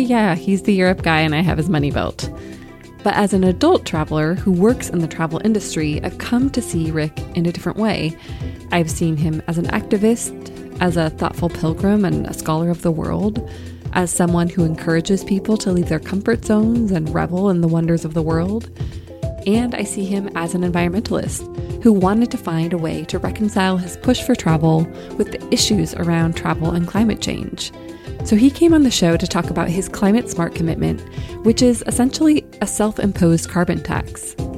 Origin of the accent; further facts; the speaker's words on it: Washington, United States; I was born and raised in Washington State, not far from his headquarters in Edmonds, Washington.